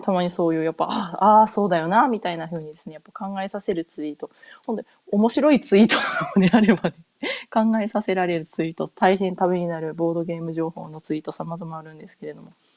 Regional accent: Japan; moved away as an adult; also born or lived in North America; 日本で生まれ、日本で育った自分

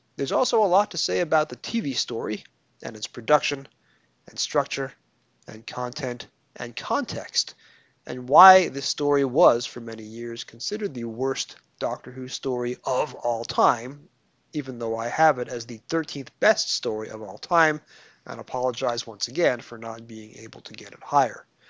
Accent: New York, United States; accent: New York

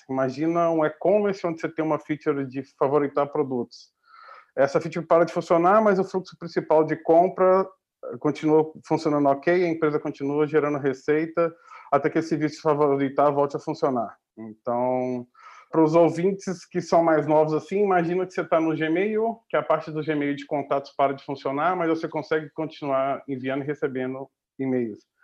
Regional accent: Minas Gerais, Brazil; moved away as an adult; also born or lived in Belo Horizonte; now in Portugal; como um bom mineiro

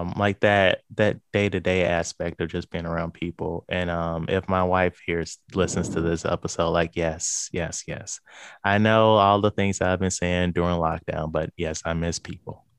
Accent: St. Louis, Missouri, United States; I am from Saint Louis, Missouri.

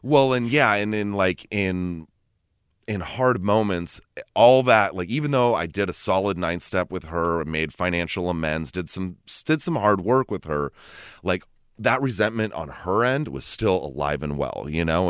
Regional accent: Los Gatos, California, United States; I grew up in Los Gatos

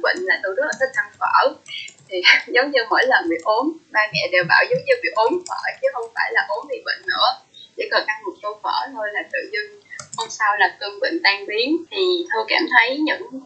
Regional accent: Mekong Delta, Vietnam; now in Ho Chi Minh City, Vietnam; sinh ra và lớn lên ở miền Tây

